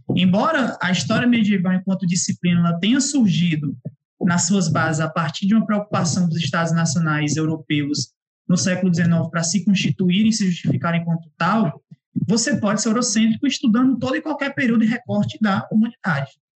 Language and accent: Portuguese; Ceará, Brazil; vocês devem estar percebendo pelo sotaque, eu não sou do eixo, sou sudeste, né? Sou cearense